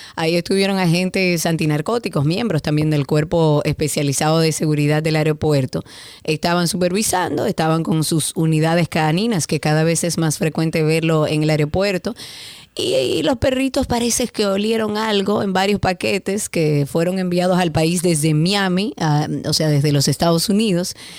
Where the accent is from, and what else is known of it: Dominican Republic